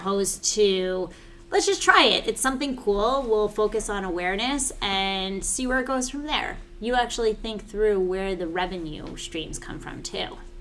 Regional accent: New York, United States; I'm such a New Yorker.

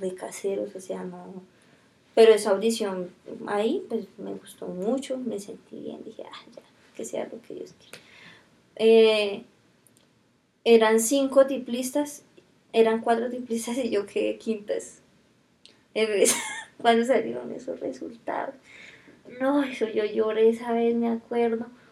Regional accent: Fusagasugá, Cundinamarca, Colombia; also born or lived in Silvania; yo soy nací en Fusa

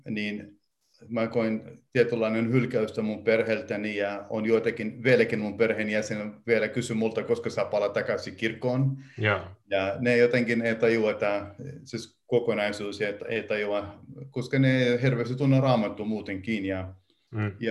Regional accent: Iraq; Kyllä, minä puhun kaldia, mä olen Irakista, mä olen Irakin kaldialainen

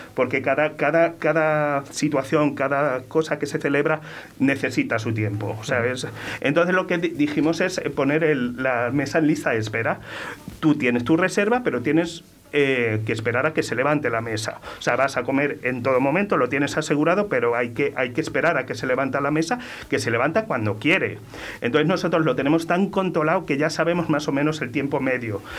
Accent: Torremolinos, Andalusia, Spain; also born or lived in Venezuela; criados en Málaga, en Torremolinos

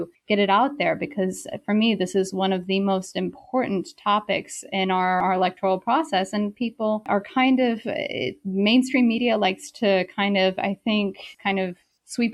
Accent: South Carolina, United States; moved away as an adult; also born or lived in Beijing, China; I'm originally from South Carolina, and I did my undergraduate in South Carolina at Wofford College

